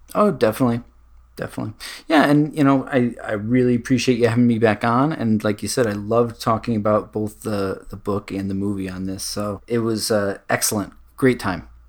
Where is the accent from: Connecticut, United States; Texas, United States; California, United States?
Connecticut, United States; I'm from Connecticut